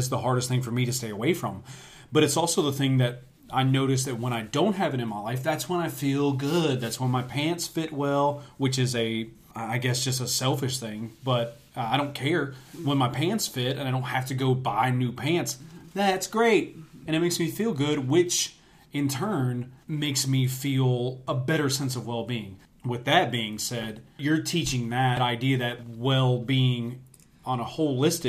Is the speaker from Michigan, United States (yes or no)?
no; West Tennessee, United States; we grew up in West Tennessee, where meat is king, specifically barbecue.